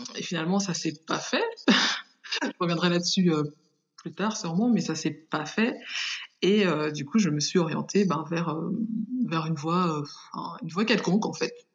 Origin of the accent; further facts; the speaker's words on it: Paris region, Île-de-France, France; also born or lived in Haiti; Je suis née euh, en Haïti et je suis arrivée en France à l'âge de 5 ans. Et j'ai fait toute mon enfance en région parisienne